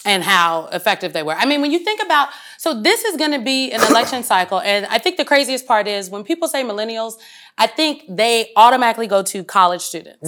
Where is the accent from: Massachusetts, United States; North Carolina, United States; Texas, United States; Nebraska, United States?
Nebraska, United States; Omaha; I'm from North Omaha.